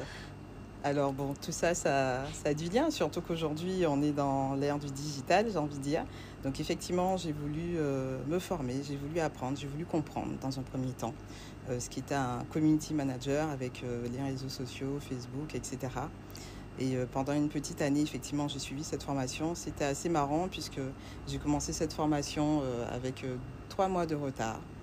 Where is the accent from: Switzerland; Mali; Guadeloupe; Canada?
Guadeloupe; La Désirade; Je suis originaire de l'île de la Dizirade, euh, qui fait donc partie, euh, de l'archipel Guadeloupe